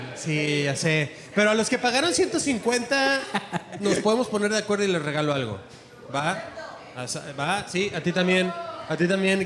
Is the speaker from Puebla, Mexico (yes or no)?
yes; Puebla, Mexico; moved away; Soy de Puebla